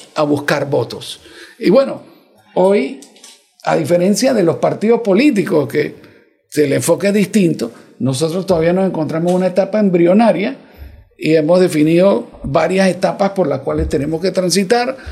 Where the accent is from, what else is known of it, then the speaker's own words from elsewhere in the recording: Panama; yo soy panameño